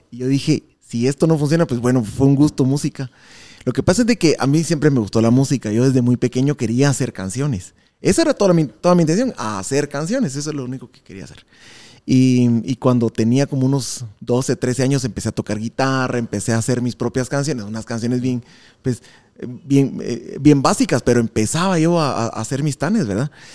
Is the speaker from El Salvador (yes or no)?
no; Guatemala; somos una banda de Guatemala